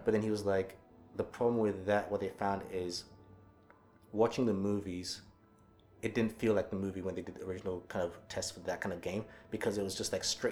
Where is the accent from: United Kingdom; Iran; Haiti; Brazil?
United Kingdom; England; my home country of UK England